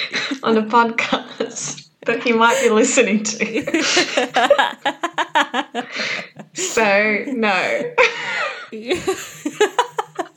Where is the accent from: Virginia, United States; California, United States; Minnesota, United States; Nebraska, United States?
Minnesota, United States; I'm a model. I'm from Minnesota.